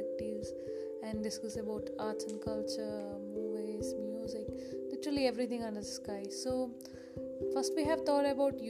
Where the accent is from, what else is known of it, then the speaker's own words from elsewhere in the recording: Kerala, India; We are from Kerala, India.